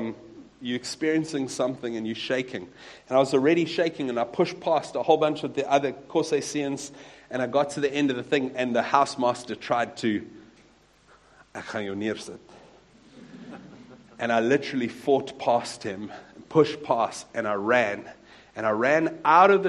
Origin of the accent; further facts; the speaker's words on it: Wellington, Western Cape, South Africa; I grew up in a small town not too far from here called Wellington, in the Arc van die Boland